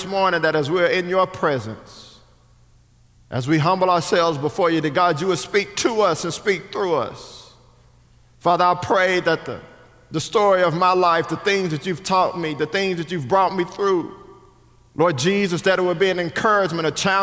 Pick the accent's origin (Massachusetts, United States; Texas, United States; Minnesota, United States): Texas, United States; Richardson; I'm from Richardson, Texas, which is just right up the street